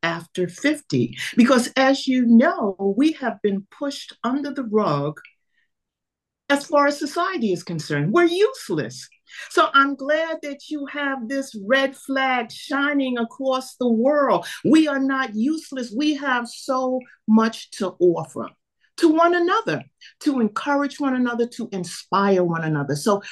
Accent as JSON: {"language": "English", "town": "New York City", "region": "New York", "country": "United States", "tie": "born or raised there", "also_born_or_lived": "Atlanta", "moved": "as an adult", "said": "I was born in New York City, had two wonderful parents who always encouraged me to jump into any area that I wanted to jump into. So I grew up in New York City."}